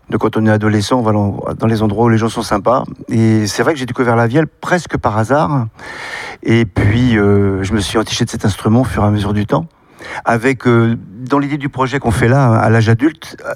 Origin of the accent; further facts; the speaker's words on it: central France, France; je viens du centre de la France où il y a une tradition de vielle à roue, tradition de musique populaire.